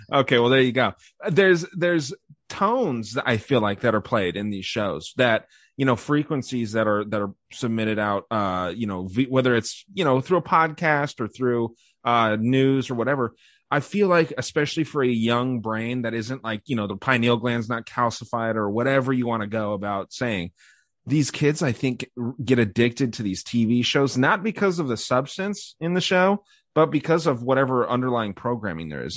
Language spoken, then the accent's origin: English; Arizona, United States; my home state of Arizona